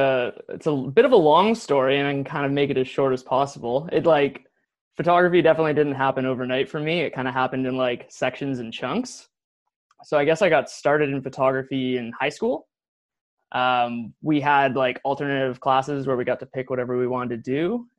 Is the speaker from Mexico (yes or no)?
no; Nanaimo, British Columbia, Canada; I grew up in Nanaimo. So Nanaimo is on the east side of Vancouver Island.